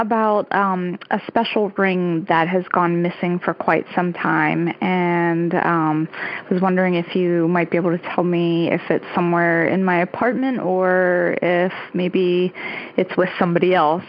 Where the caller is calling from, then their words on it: Hoboken, New Jersey, United States; I'm calling from Hoboken, New Jersey.